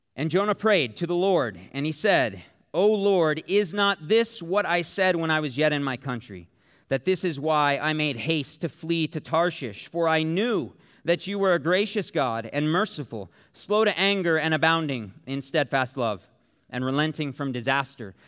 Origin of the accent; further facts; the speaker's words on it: Tempe, Arizona, United States; I'm from Tempe, which means I am from Sun Devil Country